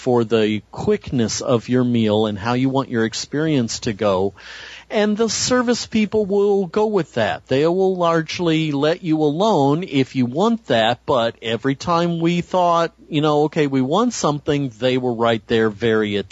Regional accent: California, United States; I'm the Californian

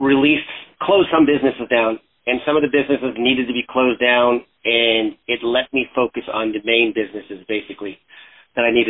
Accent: Canada; moved away; I was originally from Canada. I was a freestyle skier back then

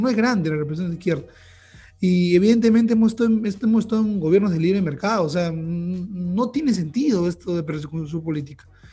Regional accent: Lima, Peru; como limeños, nosotros vivimos en Lima

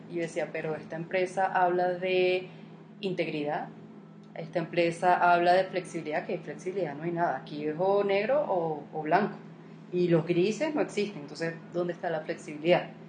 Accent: Venezuela; moved away as an adult; now in Colombia; ese es mi país, ¿me entiendes? Es donde yo nací, mis raíces, todo, o sea, yo me fui obligada

